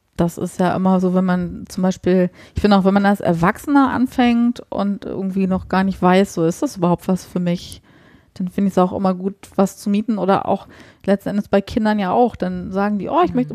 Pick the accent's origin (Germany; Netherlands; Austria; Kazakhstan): Germany; Nordheim; moved away; also born or lived in Markneukirchen; Ich komme halt gebürtig aus Nordheim